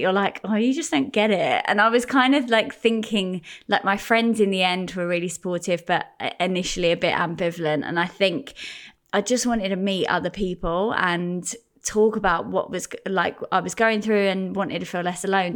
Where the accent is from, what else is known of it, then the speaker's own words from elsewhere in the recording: Gravesend, South East England, United Kingdom; I grew up in Gravesend